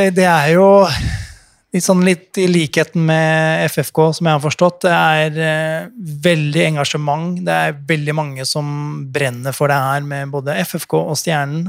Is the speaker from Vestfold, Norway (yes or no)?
no; Fredrikstad, Østfold, Norway; Jeg er fra Fredrikstad